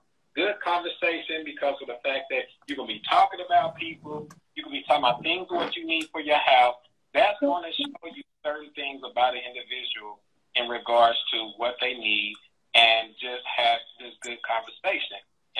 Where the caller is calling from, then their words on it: San Antonio, Texas, United States; I'm calling from San Antonio, Texas.